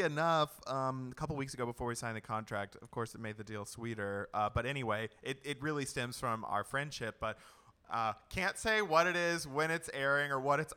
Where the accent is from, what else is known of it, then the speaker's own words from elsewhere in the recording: Houston, Texas, United States; moved away as an adult; now in New York, United States; I'm from Houston